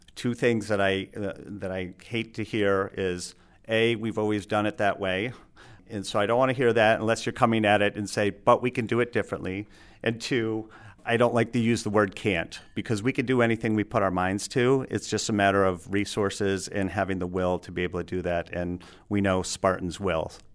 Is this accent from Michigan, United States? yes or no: yes; Alpena, Michigan, United States; also born or lived in Grosse Pointe, Michigan / Ann Arbor, Michigan / Traverse City, Michigan; I grew up in Alpena